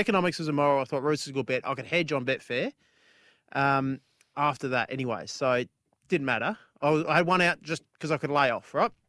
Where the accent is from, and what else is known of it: Australia